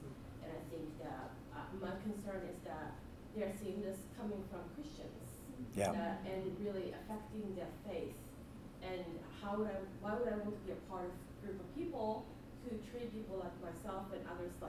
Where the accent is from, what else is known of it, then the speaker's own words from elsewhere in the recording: Japan; now in United States; I'm not American, so I'm Japanese.